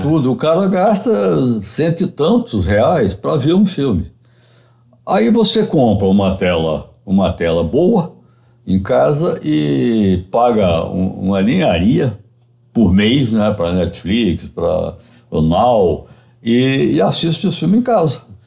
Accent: Minas Gerais, Brazil; Eu sou mineiro

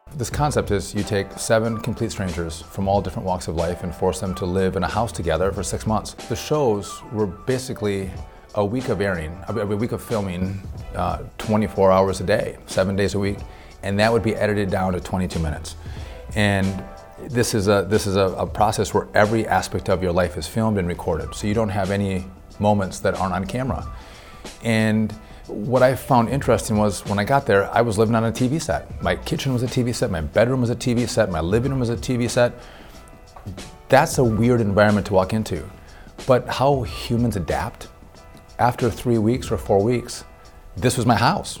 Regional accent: northern Wisconsin, United States; I grew up uh, my whole life in a small town with five brothers, five sisters

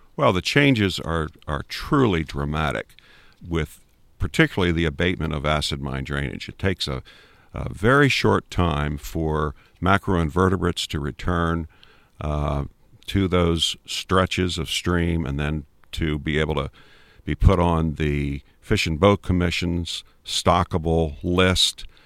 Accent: Maryland, United States; also born or lived in Huntingdon County, Pennsylvania; now in Pennsylvania, United States; I grew up in Maryland, in, in the suburbs

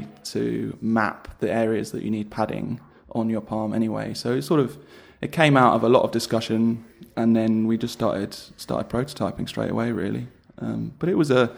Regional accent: London, United Kingdom; I am a Londoner

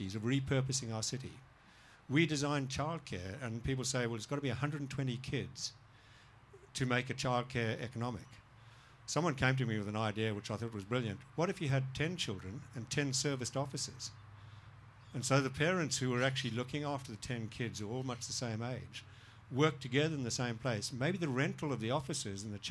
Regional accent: Zimbabwe; now in Melbourne, Australia; I grew up in Zimbabwe

